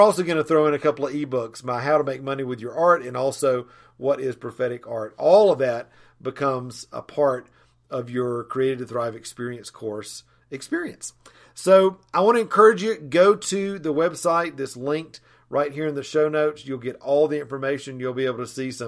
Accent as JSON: {"language": "English", "town": "Asheville", "region": "North Carolina", "country": "United States", "said": "I'm from Asheville, North Carolina"}